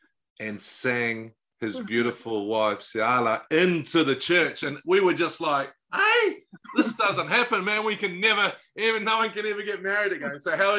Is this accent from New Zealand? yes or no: yes; Auckland, New Zealand; I was brought up in South Auckland